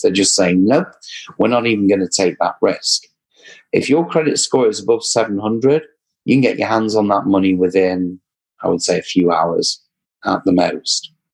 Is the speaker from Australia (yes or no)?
no; England, United Kingdom; accent: English; my English accent